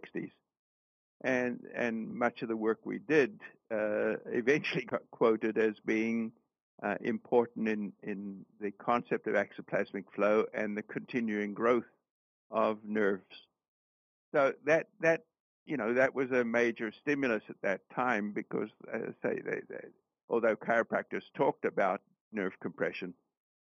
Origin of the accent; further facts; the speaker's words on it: South Africa; moved away as an adult; also born or lived in Canada; I was born in Canada and grew up in South Africa